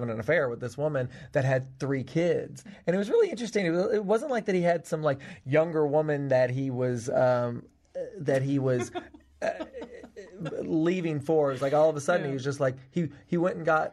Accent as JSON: {"language": "English", "region": "Tennessee", "country": "United States", "tie": "born or raised there", "said": "I'm from Tennessee. I grew up on a farm in Tennessee."}